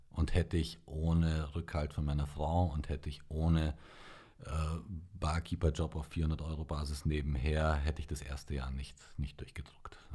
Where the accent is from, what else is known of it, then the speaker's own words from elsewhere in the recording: Bavaria, Germany; also born or lived in Romania; also ich bin in Rumänien geboren